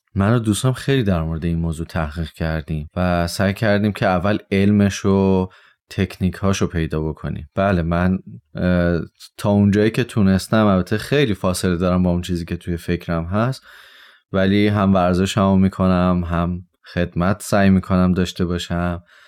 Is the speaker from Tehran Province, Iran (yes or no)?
yes; Tehran, Tehran Province, Iran; 29 سالمه در شهر تهران به دنیا اومدم